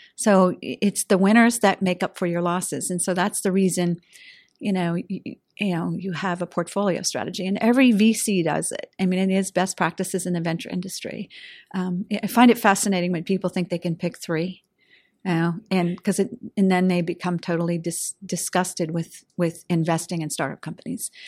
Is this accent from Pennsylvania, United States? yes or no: yes; Pittsburgh, Pennsylvania, United States; I'm a diehard, you know, Western Pennsylvania gal